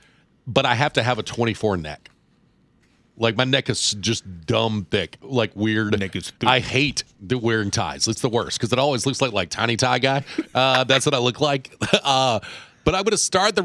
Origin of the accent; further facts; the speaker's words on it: Sevier County, Tennessee, United States; I'm from Sevier County